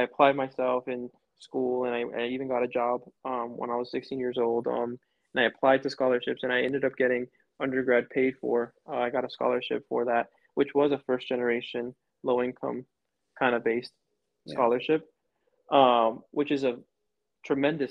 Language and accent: English; Florida, United States; moved away as an adult; now in New Mexico, United States; I'm from Florida